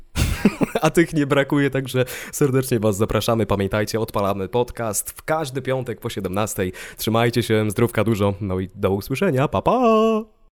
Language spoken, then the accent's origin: Polish; Ostrowiec Świętokrzyski, Świętokrzyskie Voivodeship, Poland; now in Warsaw, Poland; pochodzę z Ostrowca i w tym mieście zdawałem egzamin na prawo jazdy